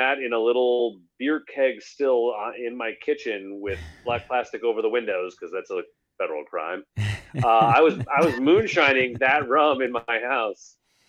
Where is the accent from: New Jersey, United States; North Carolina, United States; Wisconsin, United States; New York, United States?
Wisconsin, United States; Milwaukee; also born or lived in Washington, D.C.; So I'm from Milwaukee originally. You know, I grew up here and I went to UW Milwaukee undergrad.